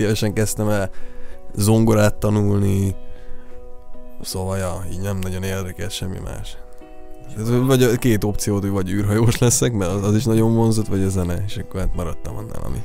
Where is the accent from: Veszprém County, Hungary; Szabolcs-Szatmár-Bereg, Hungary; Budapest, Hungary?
Szabolcs-Szatmár-Bereg, Hungary; moved away; az egész családban mulató zenészek vannak, de nálunk ott vidéken Szabolcsban ez nagyon, nagyon, nagyon menő cucc